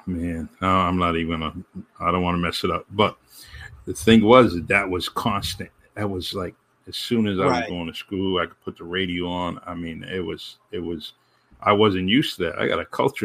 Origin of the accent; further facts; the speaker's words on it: Massachusetts, United States; also born or lived in Los Angeles / Florida; I lived in Mass. I grew up in Mass